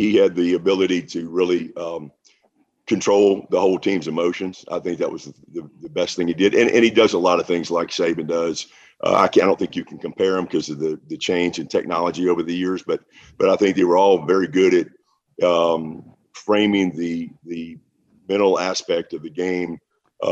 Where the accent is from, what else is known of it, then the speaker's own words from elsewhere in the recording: New Orleans, Louisiana, United States; I grew up in New Orleans, which is a big town